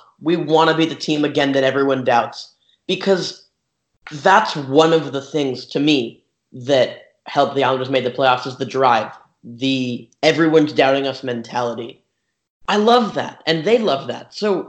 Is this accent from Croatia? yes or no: yes; Croatia; We're from Croatia.